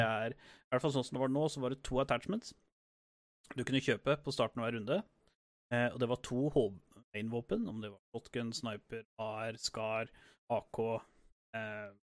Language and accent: Norwegian; Norway; vi kommer fra Norge